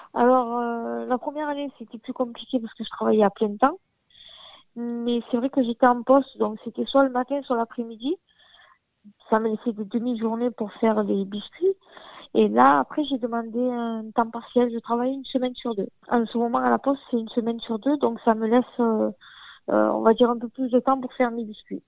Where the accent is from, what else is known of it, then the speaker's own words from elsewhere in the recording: Arles, Provence-Alpes-Côte d'Azur, France; je suis née dans un quartier populaire de la ville, donc je suis d'Arles aussi